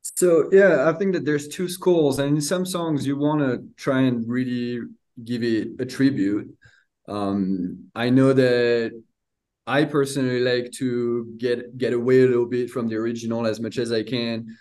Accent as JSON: {"language": "English", "country": "France", "tie": "born or raised there", "moved": "yes", "lives_now": "United States", "said": "grew up in a little 1,000 people town, um, countryside of France. Uh, moved to the United States in 2006"}